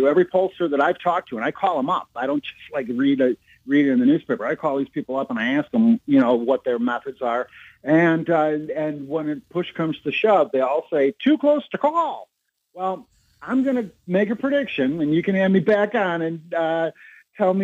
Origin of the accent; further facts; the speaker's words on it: Chicago, Illinois, United States; I was born and raised in Chicago